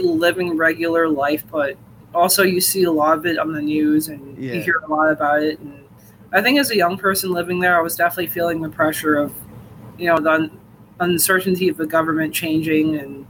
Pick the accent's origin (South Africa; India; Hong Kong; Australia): Hong Kong; moved away as an adult; also born or lived in Los Angeles, United States; now in Meriden, United States